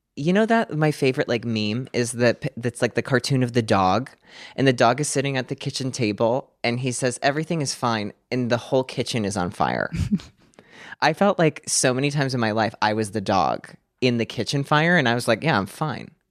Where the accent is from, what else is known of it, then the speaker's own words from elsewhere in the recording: Clarks Summit, Pennsylvania, United States; now in Hawthorne, United States; I grew up in a small town called Clark Summit, Pennsylvania